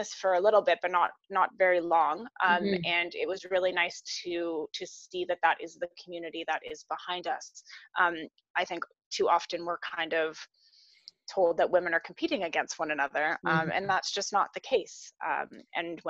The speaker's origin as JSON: {"language": "English", "town": "Barrie", "region": "Ontario", "country": "Canada", "tie": "born or raised there", "said": "I am from Barrie, Ontario, Canada."}